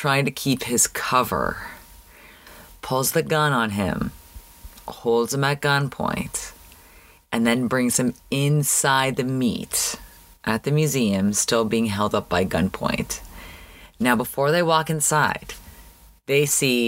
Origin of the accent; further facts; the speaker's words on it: Canada; now in Los Angeles, United States; growing up in Canada